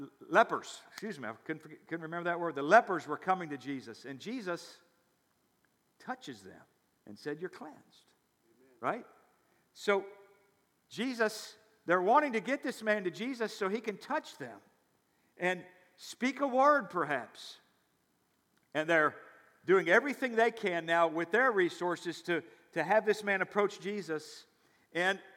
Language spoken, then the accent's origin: English; near Memphis, Tennessee, United States; I grew up near Memphis, Tennessee